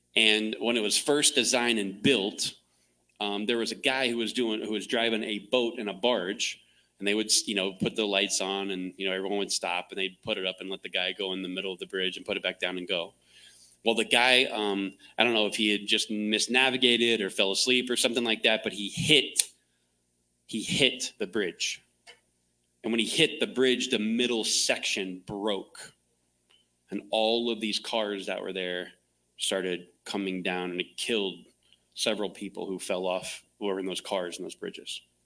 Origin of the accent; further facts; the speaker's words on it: Clearwater, Florida, United States; now in Phoenix, United States; I grew up in Florida, Tampa Bay